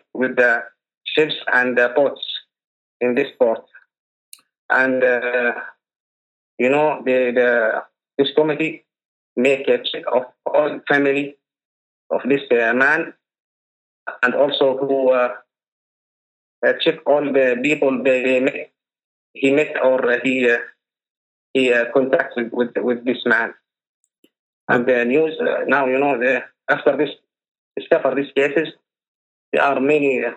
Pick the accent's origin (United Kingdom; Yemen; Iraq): Yemen; Hadramaut Governorate, Hadhramaut; I'm from Hadramaut, Governor Reyes.